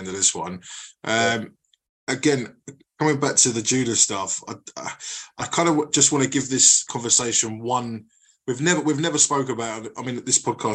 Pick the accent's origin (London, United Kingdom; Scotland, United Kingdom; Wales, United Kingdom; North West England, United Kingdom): London, United Kingdom; growing up in North London